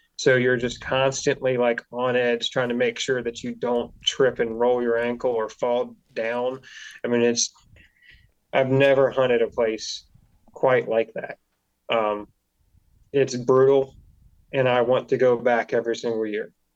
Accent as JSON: {"language": "English", "region": "Delaware", "country": "United States", "tie": "born or raised there", "also_born_or_lived": "South Carolina", "said": "I grew up in Delaware. It's not pretty here"}